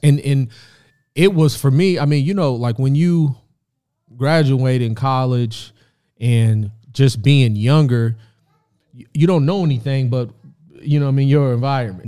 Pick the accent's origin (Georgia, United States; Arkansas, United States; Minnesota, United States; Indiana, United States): Indiana, United States; Indianapolis; moved away as an adult; also born or lived in Rantoul, Illinois; now in Los Angeles, United States; I moved to Indianapolis when I was three years old.